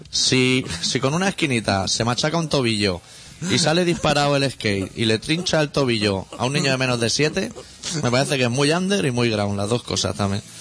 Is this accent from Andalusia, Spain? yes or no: no; Catalonia, Spain; soy catalán, eso se lo dejé de entrar ya para que me trataran con distinción.